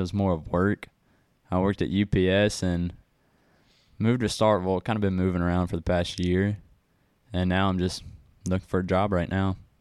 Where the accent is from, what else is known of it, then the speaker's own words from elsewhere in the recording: Brandon, Mississippi, United States; I grew up in Brandon, Mississippi with Layton